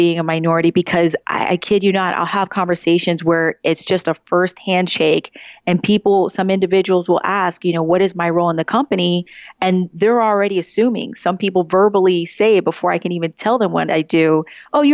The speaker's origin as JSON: {"language": "English", "town": "Woodbridge", "region": "Virginia", "country": "United States", "said": "I'm originally from Woodbridge, Virginia, still, I would say, part of the Northern Virginia area"}